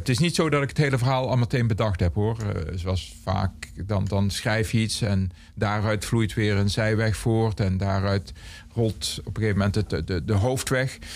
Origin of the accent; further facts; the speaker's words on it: Aarle-Rixtel, North Brabant, Netherlands; now in Eindhoven, Netherlands; in mijn geboortedorp hadden wij twee discotheken. Eén echte discotheek